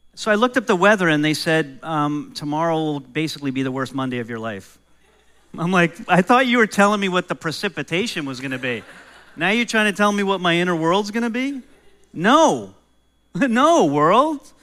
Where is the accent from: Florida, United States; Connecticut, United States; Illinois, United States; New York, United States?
New York, United States; moved away; I grew up in New York and I grew up in a home where my mom didn't really love cats